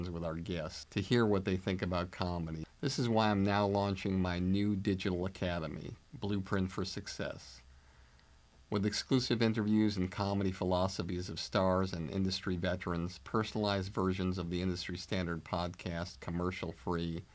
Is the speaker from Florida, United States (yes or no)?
no; Longmeadow, Massachusetts, United States; my hometown, Long Meadow